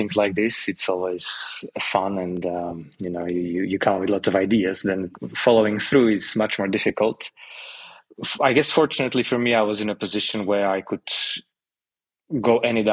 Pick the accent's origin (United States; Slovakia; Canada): Slovakia; moved away as an adult; also born or lived in London, United Kingdom; now in Portugal; I'm originally from Slovakia. I lived in London for about 12 years